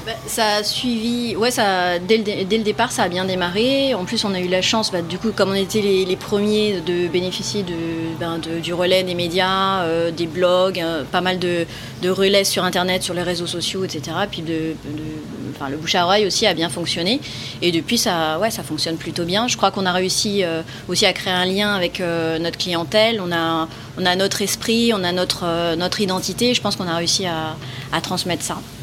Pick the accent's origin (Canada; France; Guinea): France; je suis née en France